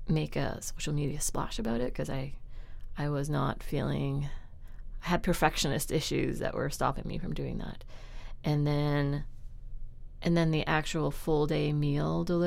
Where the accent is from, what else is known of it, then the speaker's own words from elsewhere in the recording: Richmond, British Columbia, Canada; where I was raised in Richmond in a middle-class neighborhood